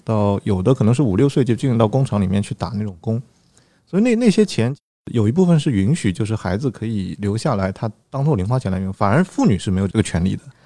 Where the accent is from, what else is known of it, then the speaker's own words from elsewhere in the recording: Zhejiang, China; 我家是浙江的